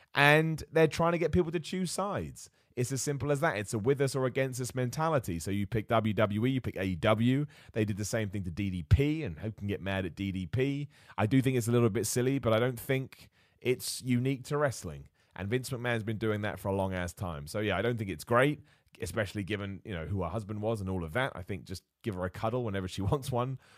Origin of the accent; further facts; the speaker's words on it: United Kingdom; As a British dude